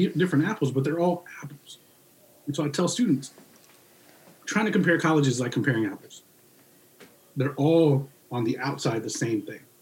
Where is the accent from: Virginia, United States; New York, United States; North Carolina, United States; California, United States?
Virginia, United States; Northern; moved away as an adult; also born or lived in Radford, Virginia; I came from Northern Virginia